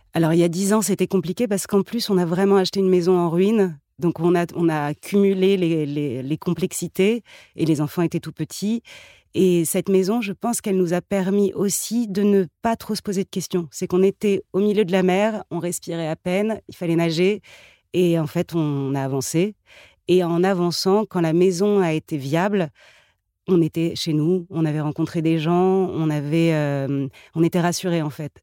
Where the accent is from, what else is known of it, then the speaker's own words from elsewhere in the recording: Paris, Île-de-France, France; moved away as an adult; now in Fontainebleau, France; je suis je, suis née à Paris et j'ai grandi à Paris